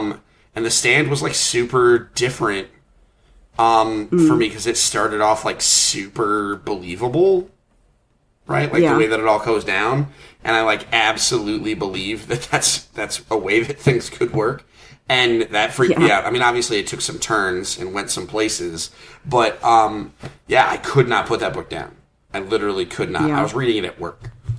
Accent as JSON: {"language": "English", "town": "Bangor", "region": "Maine", "country": "United States", "tie": "born or raised there", "said": "I was born in Bangor, Maine."}